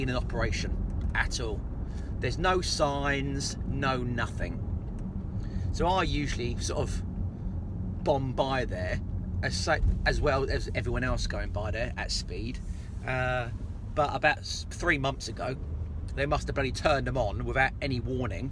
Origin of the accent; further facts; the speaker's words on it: near Portsmouth, South East England, United Kingdom; moved away; my hometown near Portsmouth